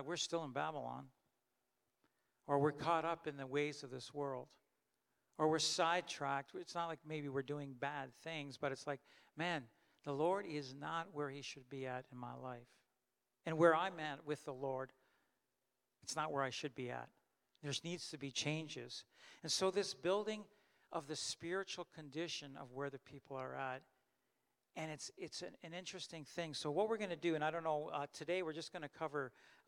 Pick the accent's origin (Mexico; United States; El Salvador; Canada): Canada; I was born in Canada and I grew up in Canada